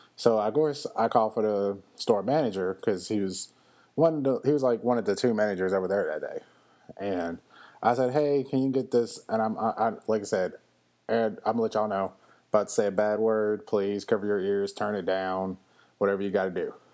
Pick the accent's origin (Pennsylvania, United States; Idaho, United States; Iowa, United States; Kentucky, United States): Kentucky, United States; Louisville; moved away; my hometown of Louisville, Kentucky